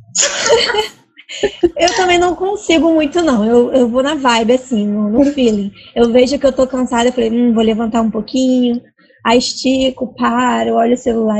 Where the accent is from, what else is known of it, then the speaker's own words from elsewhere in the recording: Rio de Janeiro, Brazil; eu sou do Rio, mas eu não moro perto do centro